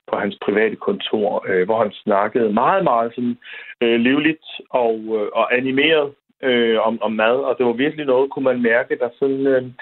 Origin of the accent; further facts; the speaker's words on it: Southern Jutland, Southern Denmark, Denmark; da jeg voksede op i Sønderjylland